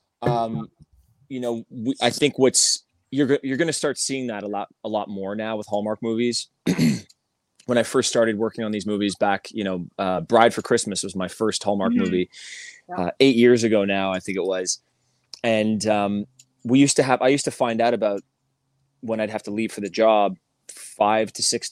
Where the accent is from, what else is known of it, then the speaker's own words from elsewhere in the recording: Montreal, Quebec, Canada; now in California, United States; my hometown of Montreal, Canada